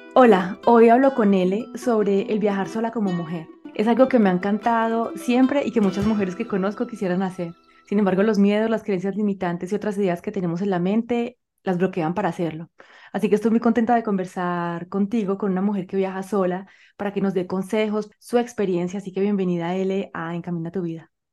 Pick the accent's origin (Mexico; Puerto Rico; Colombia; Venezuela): Colombia; yo soy colombiana y vivo en Colombia